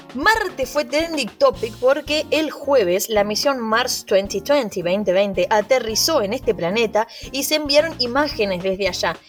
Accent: Argentina; now in Spain

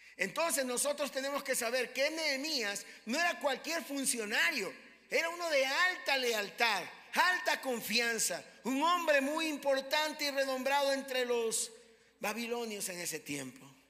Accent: Ecuador; aunque somos ecuatorianos, también somos extranjeros en esta tierra

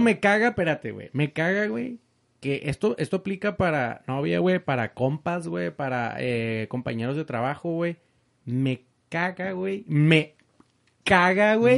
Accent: Mexico; Yo soy mexicano.

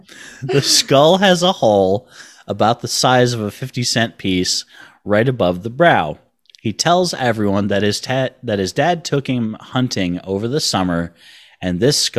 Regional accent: New York, United States; I'm a New Yorker born and raised, so there was a fair bit of culture shock going on.

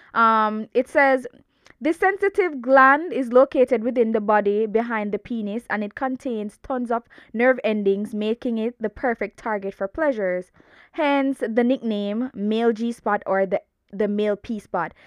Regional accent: Jamaica; I'm super Jamaican. I'm super Jamaican

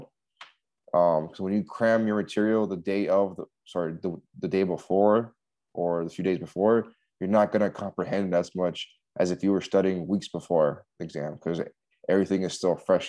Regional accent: Miami, Florida, United States; moved away; I was still in my hometown in Miami

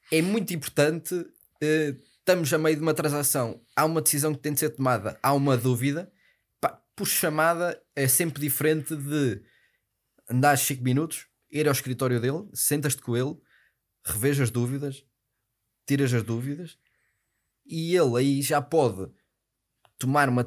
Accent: Porto, Norte, Portugal; Mas sabes que eu sou do Porto, não é?

